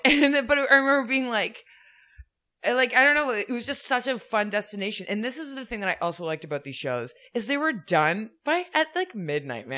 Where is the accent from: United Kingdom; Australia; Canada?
Canada; suburbs north of Toronto, Ontario; I grew up in the suburbs north of Toronto